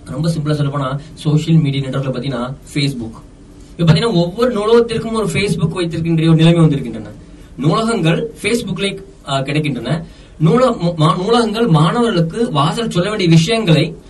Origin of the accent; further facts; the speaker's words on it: Dindigul, Tamil Nadu, India; also born or lived in Kerala; நான் திண்டுக்கல்ல பிறந்து வளர்ந்தவன்